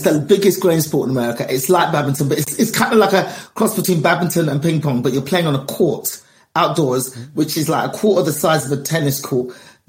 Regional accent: England, United Kingdom; We are all in England. I was born and raised in England. A lot of my experiences are the same.

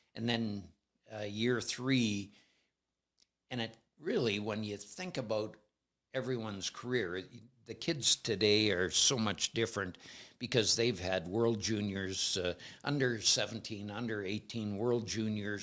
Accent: Alberta, Canada; I'm from Alberta

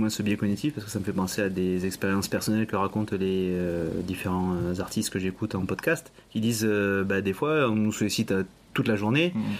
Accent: eastern France, France; je viens de l'Est

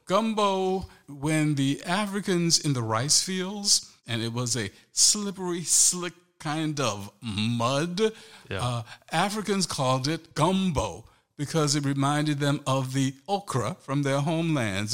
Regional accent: St. Helena Island, South Carolina, United States; moved away as an adult; also born or lived in Hampton, Virginia; growing up on St. Helena Island, South Carolina

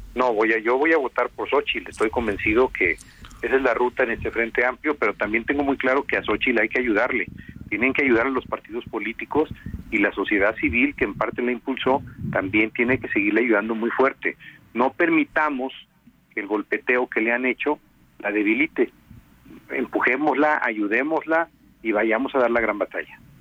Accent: Chilpancingo, Guerrero, Mexico; moved away as an adult; now in Mexico City, Mexico; vivo en la Ciudad de México. Eh, voy frecuentemente a mi estado. Tú sabes, soy de Chilpancingo

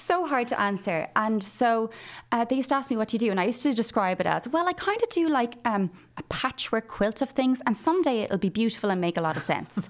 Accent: Limerick, Munster, Ireland; moved away as an adult; now in Kildare, Ireland; I was from Limerick. I'd never even probably stretched my legs outside Limerick at this point in my life.

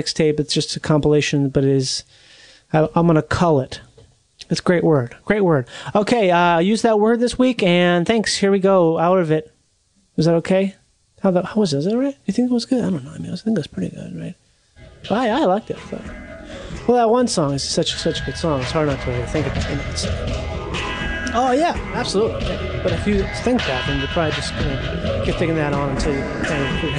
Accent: Minnesota, United States; now in Southern California, United States; I'm from Minnesota.

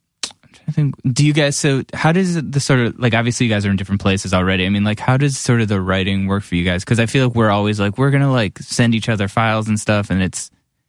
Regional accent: Cleveland, Ohio, United States; moved away as an adult; also born or lived in Ithaca, New York; now in New York, United States; I grew up in Cleveland and then I went to school in Ithaca.

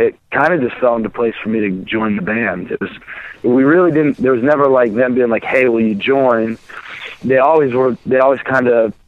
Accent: Maine, United States; now in Burlington, United States; I'm in Burlington, Vermont.

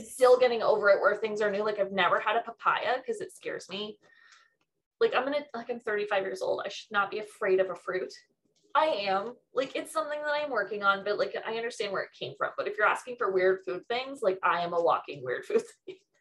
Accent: Mississauga, Ontario, Canada; I grew up in Mississauga which is one of the most multicultural places in Ontario

